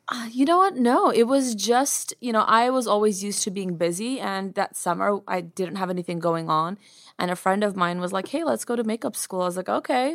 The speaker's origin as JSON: {"language": "English", "country": "United States", "tie": "born or raised there", "also_born_or_lived": "Yerevan, Armenia", "said": "I was born in Armenia, Yerevan, Armenia, and I came to America when I was three, so I don't remember much. I was pretty much raised in, uh, America."}